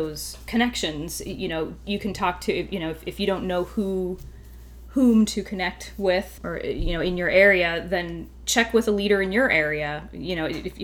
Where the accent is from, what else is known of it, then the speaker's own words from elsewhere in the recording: Lincoln, Nebraska, United States; in my hometown in Lincoln, Nebraska